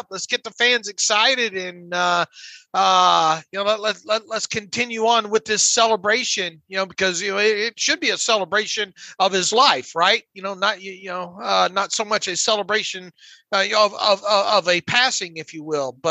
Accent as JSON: {"language": "English", "town": "Pensacola", "region": "Florida", "country": "United States", "tie": "born or raised there", "said": "where I grew up in in Pensacola."}